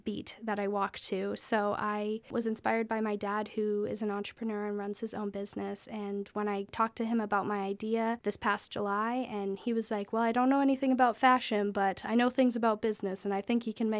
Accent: Nanton, Alberta, Canada; moved away as an adult; also born or lived in Savannah, Georgia / Texas; I grew up in Nanton on a ranch just west of there

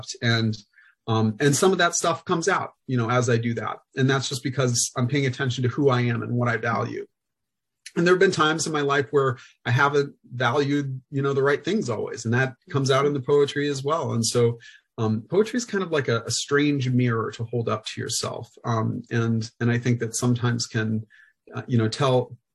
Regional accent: Central Illinois, United States; I grew up in Central Illinois in a really diverse school district

